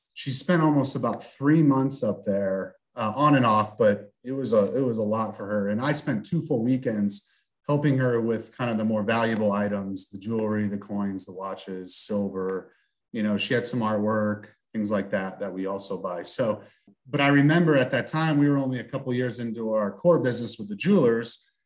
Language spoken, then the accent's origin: English; St. Louis, Missouri, United States; We're from St. Louis originally, and my grandma was in Minnesota